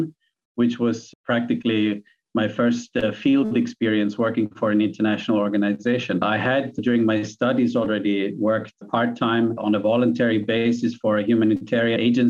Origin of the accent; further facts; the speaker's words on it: Vienna, Austria; moved away as an adult; also born or lived in New York / Nepal / Thailand / Ukraine; now in Myanmar; I was born and grew up in Vienna, Austria, and went to school there